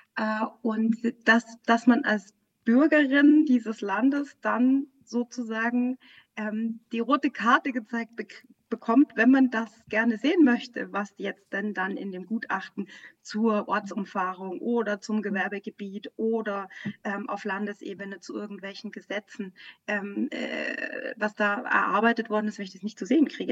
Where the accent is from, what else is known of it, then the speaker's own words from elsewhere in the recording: Bavaria, Germany; ich bin auch äh, ja in Bayern aufgewachsen